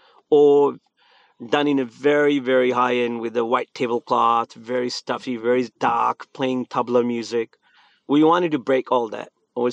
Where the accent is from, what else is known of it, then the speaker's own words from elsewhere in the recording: India; Where me, I grew up in India. I survived this couple civil wars, bomb blast, curfew.